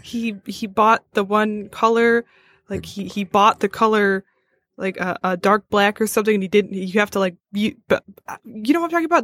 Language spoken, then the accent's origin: English; Madison Heights, Michigan, United States